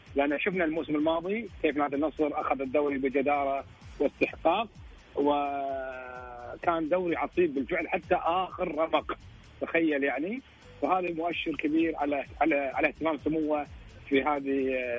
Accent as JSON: {"language": "Arabic", "country": "Kuwait", "said": "انا كويتي"}